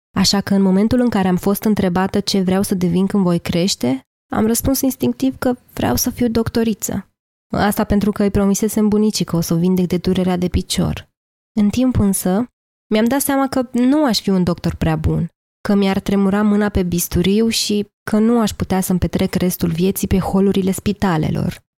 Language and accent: Romanian; Lița, Teleorman County, Romania; also born or lived in Turnu Măgurele, Teleorman; M-am născut în turnul Măgurele, Teleorman, un oraș pe malul Dunării aproape la fel de mic cât un cartier din București. Am copilărit apoi în Lița, un sat cu o singură stradă denumită, situat pe un deal